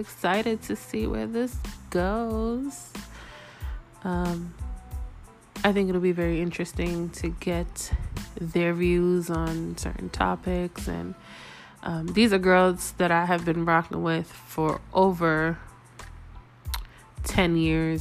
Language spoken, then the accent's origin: English; New York City, New York, United States; moved away as an adult; now in Las Vegas, United States; I am originally from New York. Yes, New York City. Harlem, to be exact